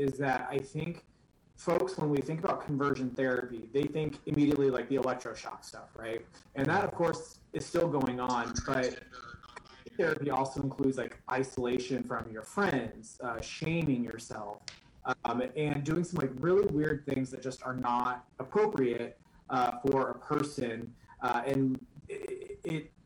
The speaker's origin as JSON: {"language": "English", "region": "Nebraska", "country": "United States", "tie": "born or raised there", "said": "I was born and raised in Nebraska"}